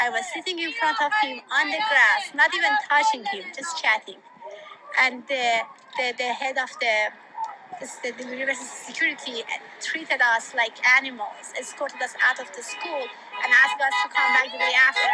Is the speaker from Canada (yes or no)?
no; Iran; English is a second language; moved away as an adult; now in United States; As a woman who was born and raised in Iran, I came to US 22 early, when I was 22.